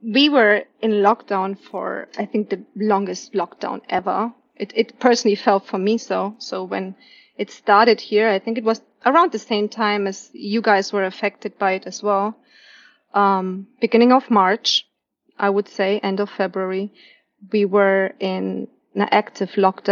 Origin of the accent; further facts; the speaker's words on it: Nuremberg, Bavaria, Germany; moved away as an adult; now in Pearl City, United States; my hometown city, which is Nuremberg